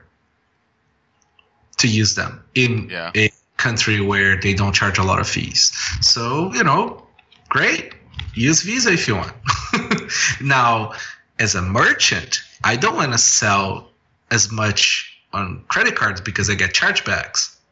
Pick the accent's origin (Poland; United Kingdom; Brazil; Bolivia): Brazil; now in Toronto, Canada; I grew up in Brazil